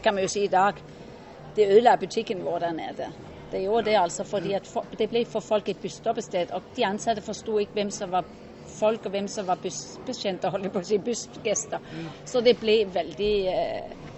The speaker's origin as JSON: {"language": "Norwegian", "country": "Norway", "also_born_or_lived": "Denmark", "said": "Jeg er jo norsk på papir og dansk i sinnet"}